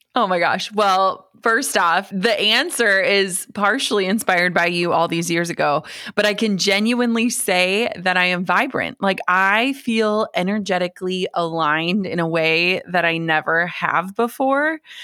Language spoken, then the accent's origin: English; Minnesota, United States; I grew up in Minnesota.